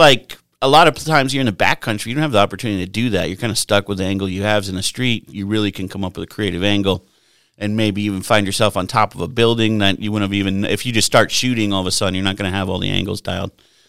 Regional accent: New Jersey, United States; born there; also born or lived in Buffalo, New York; I was born in Jersey. A lot of people don't know that. Only lived there for like two, three days, enough to be in the hospital.

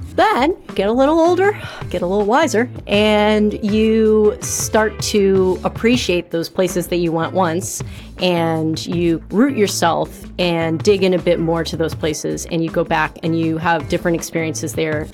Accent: New York City, New York, United States; I'm from New York

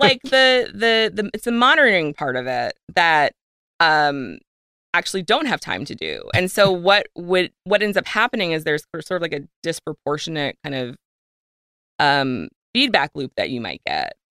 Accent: Virginia, United States; I grew up in Virginia

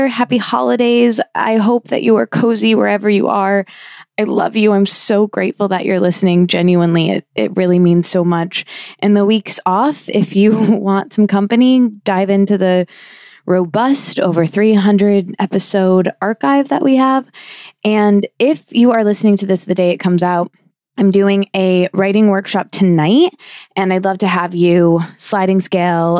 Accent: Midwest, United States; also born or lived in New York City; now in Los Angeles, United States; we're both from the Midwest

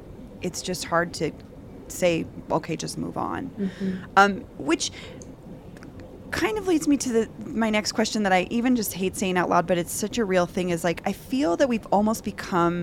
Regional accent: Denver, Colorado, United States; I grew up here in Denver

